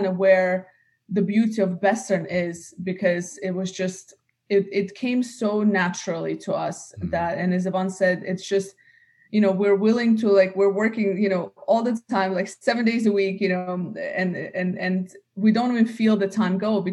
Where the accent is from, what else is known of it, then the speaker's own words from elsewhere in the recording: United States; also born or lived in Russia; now in Dubai, United Arab Emirates; grew up in the US